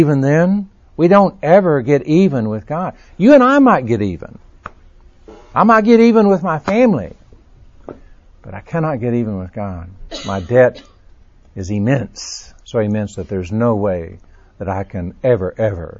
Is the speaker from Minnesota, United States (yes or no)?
no; Texas, United States; now in Birmingham, United States; I was born and raised in Texas. I'm a child of the South. I live in Birmingham